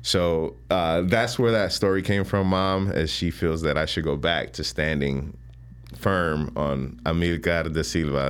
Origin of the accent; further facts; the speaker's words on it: Chicago, Illinois, United States; also born or lived in Panama; growing up on the South Side